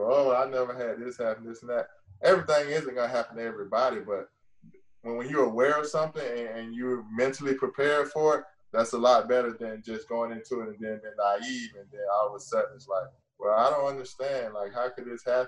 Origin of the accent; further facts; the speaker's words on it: Gainesville, United States; moved away as an adult; also born or lived in New Orleans; growing up in Gainesville